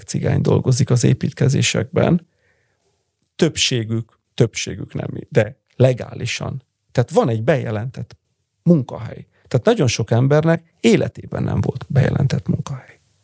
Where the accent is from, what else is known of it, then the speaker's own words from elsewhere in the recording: Bologna, Emilia-Romagna, Italy; also born or lived in Hungary; én Bolonyában születtem